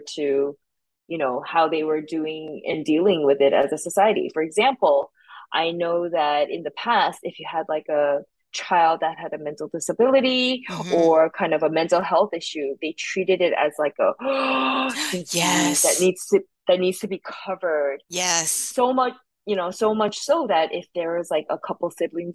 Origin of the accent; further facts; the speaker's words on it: New York, United States; I'm a New Yorker